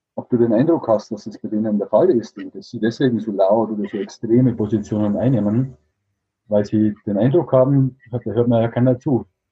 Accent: Regensburg, Bavaria, Germany; also hier in Bayern, ich komme aus Regensburg

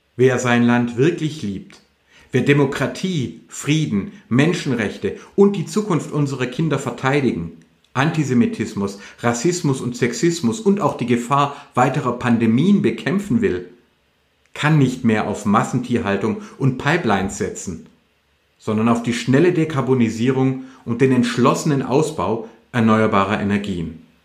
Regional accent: Württemberg and Hohenzollern, Baden-Württemberg, Germany; bei uns in Württemberg und Hohenzollern

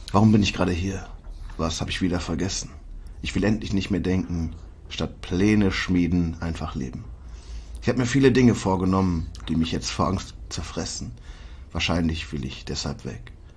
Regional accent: Germany; als Deutscher

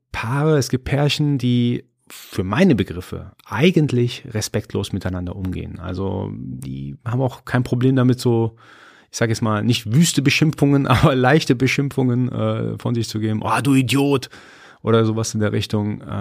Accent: Iran; Also ich bin Iraner, bin äh, bei uns ist Höflichkeit eine ganz, ganz äh, wichtige Charaktereigenschaft.

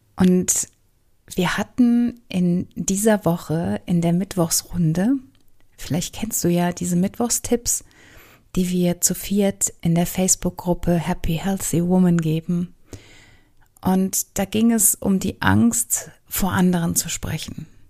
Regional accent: Germany; also born or lived in Southern United States; nicht als Deutsche erkannt zu werden

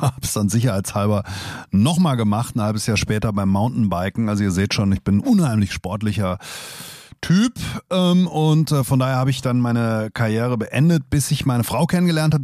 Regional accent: Hesse, Germany; wir Hesse

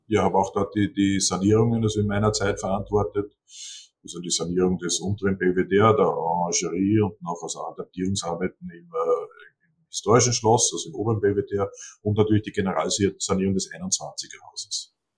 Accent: Seewalchen am Attersee, Upper Austria, Austria; am Attersee in Seewalchen, also mein Heimatort

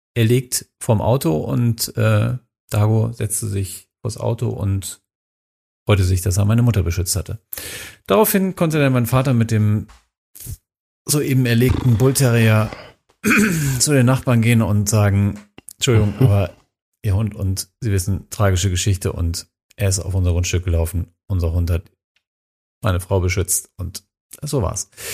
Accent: Minden, North Rhine-Westphalia, Germany; in meiner Heimatstadt Minden

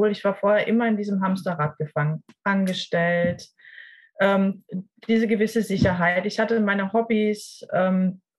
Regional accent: Ludwigsburg, Baden-Württemberg, Germany; ich komme aus, ähm, aus dem Raum Ludwigsburg im schönen Baden-Württemberg

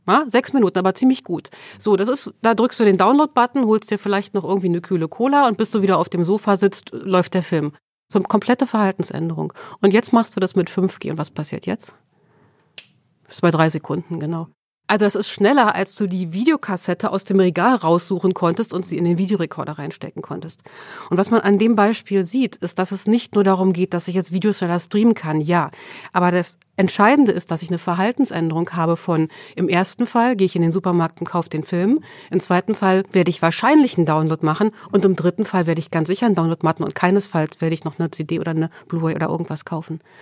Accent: Sweden; now in Germany; Ich bin in Schweden geboren

